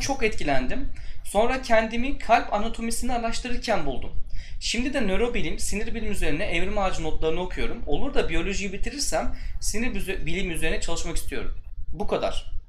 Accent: Turkey; moved away as an adult; now in Poland; ben galiba Polonya'da üçüncü falan Türk'üm, mühendis olarak çalışan.

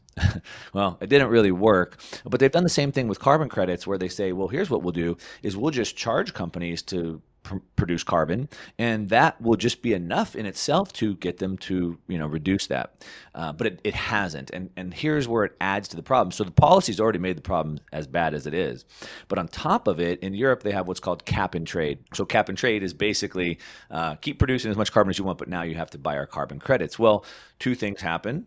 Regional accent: California, United States; I come from California

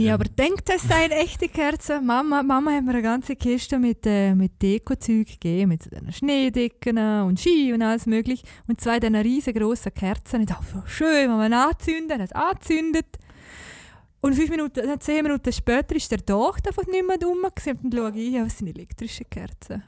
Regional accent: Liechtenstein; als Liechtensteiner

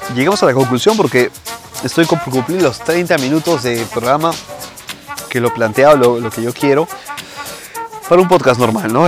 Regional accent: Peru; now in Italy; en mi país obviamente, ¿no? Eh, en Perú.

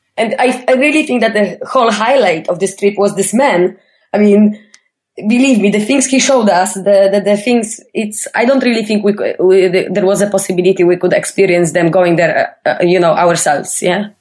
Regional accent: Poland; I'm from Poland

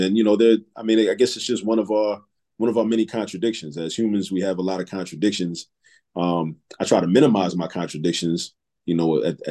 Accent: Baltimore, Maryland, United States; also born or lived in New York; now in Philadelphia, United States; moved to Baltimore. I grew up in Baltimore, spent my formative years in Baltimore

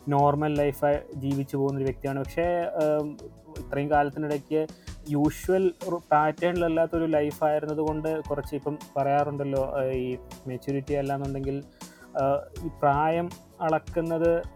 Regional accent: Changanassery, Kerala, India; ഞാൻ കോട്ടയം സ്വദേശിയാണ്

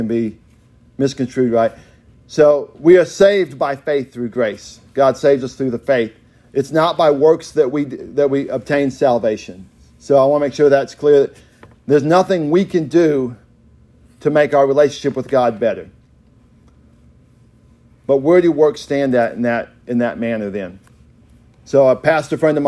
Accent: Oklahoma, United States; We are more than Okies.

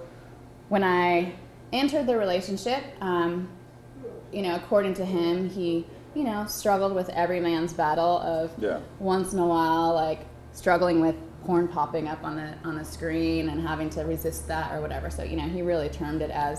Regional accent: Orange County, California, United States; I was raised in Orange County, California

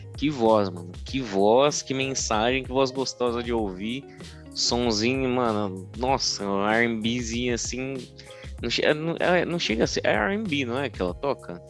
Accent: Brazil; a gente, como bom brasileiro

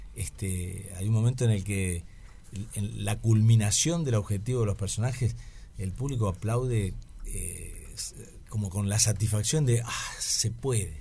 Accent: Paraná, Entre Ríos, Argentina; nací en Paraná, en Entre Ríos

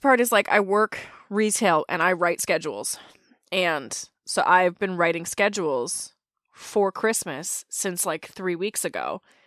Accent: Canada; As a Canadian

